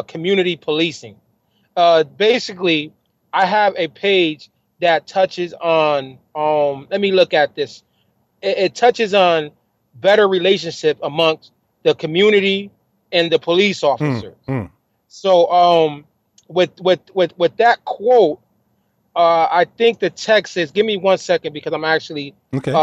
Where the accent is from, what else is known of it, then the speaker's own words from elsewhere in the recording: Bridgeport, Connecticut, United States; when I was growing up in Trumbull Gardens